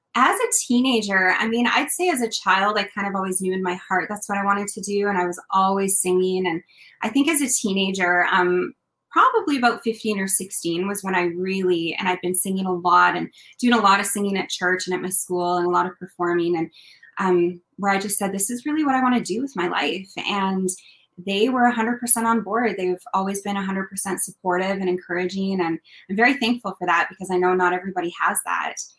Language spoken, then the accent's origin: English; Kelowna, British Columbia, Canada; I grew up in a place called Kelowna, BC, in the Okanagan